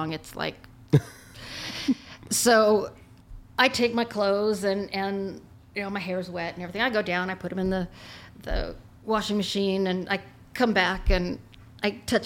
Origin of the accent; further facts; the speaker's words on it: Montebello, California, United States; also born or lived in Great Falls, Montana; I was born and I grew up here. I was born in Montebello and I've lived my whole life like within a 30-mile radius.